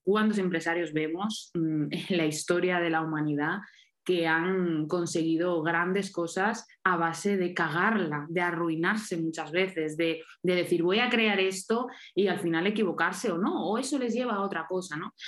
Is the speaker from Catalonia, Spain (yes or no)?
no; Mallorca, Balearic Islands, Spain; ahora estoy en Mallorca, en mi tierra